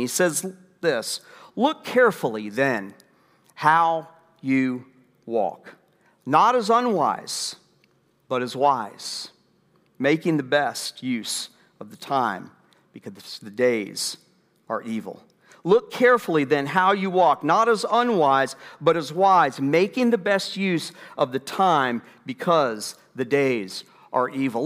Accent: United States; We, as American citizens

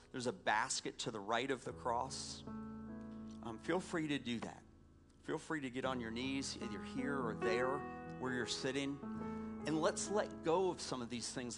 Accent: Atlanta, Georgia, United States; moved away; I grew up in Atlanta

